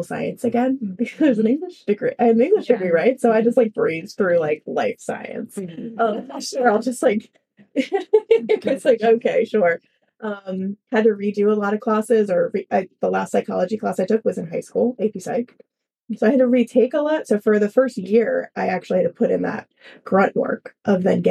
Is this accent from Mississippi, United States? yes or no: no; Philadelphia, Pennsylvania, United States; I'm from Philadelphia originally